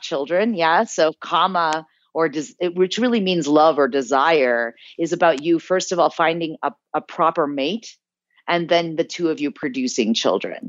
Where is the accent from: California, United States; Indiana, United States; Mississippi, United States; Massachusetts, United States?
Indiana, United States; South Bend; also born or lived in New Jersey; now in India; I was born in New Jersey and I grew up in Indiana